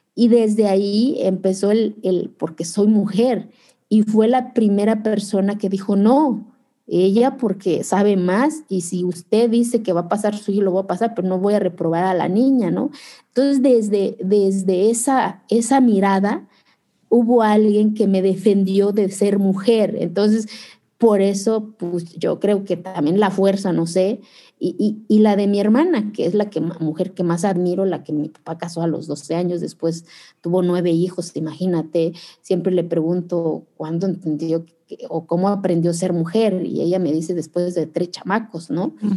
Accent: Zapotec village, Oaxaca, Mexico; en mi pueblo hace frío

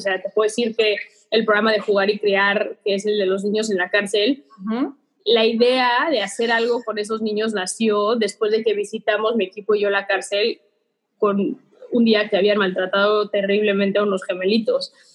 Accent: Mexico; Soy mexicana de corazón, amo ser mexicana

